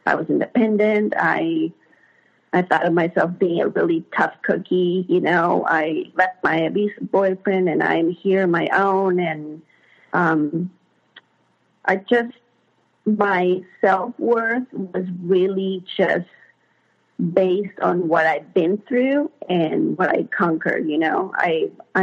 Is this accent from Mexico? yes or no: yes; Mexico; moved away as an adult; now in United States; I wasn't born in the U.S., I was born in Mexico. And in 95, I was about 19, I moved to the U.S.